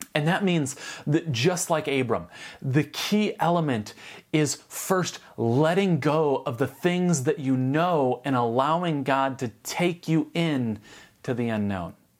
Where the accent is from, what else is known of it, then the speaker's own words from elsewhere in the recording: United States; If I'm not American, what am I?